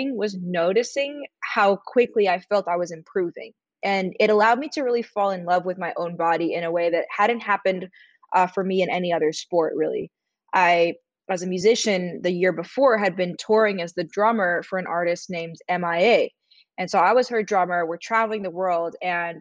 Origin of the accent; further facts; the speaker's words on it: New York City, New York, United States; I grew up in New York City